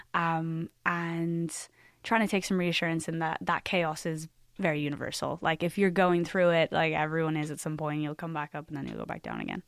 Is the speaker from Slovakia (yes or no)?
no; Ireland; as an Irish like artist